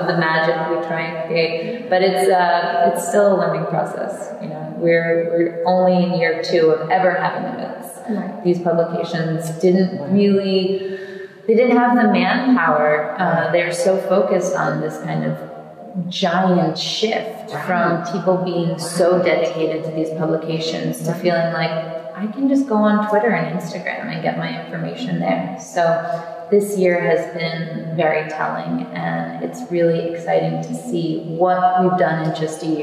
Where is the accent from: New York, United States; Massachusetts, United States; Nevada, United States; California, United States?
New York, United States; being a New Yorker